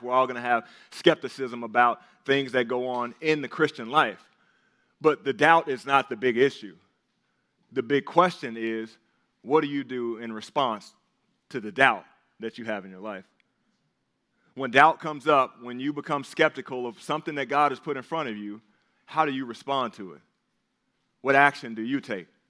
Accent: the South, United States; we grew up in the South

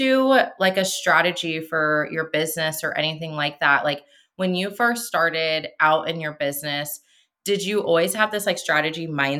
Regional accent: Seattle, Washington, United States; moved away as an adult; now in Arizona, United States; I am from Washington State. We recently moved to Arizona, but so I'm from Seattle too.

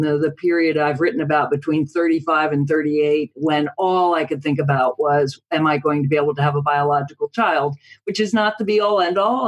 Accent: United States; as an American

